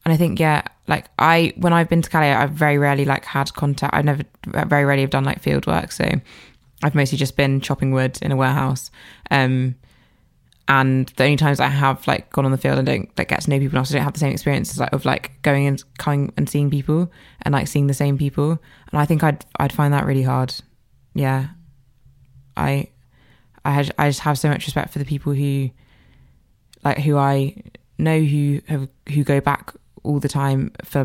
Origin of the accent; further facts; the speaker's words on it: Jamaica; now in United Kingdom; I was born in Jamaica, and I went back to see my family in January